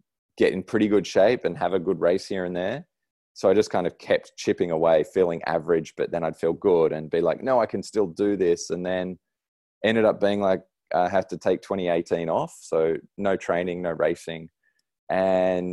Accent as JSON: {"language": "English", "town": "Sydney", "region": "New South Wales", "country": "Australia", "tie": "born or raised there", "moved": "yes", "lives_now": "Noosa, Australia", "said": "I grew up in Sydney, and my parents are still there"}